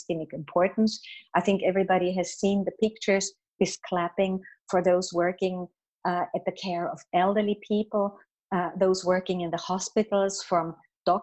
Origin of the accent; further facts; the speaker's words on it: Austria; In my home country, in Austria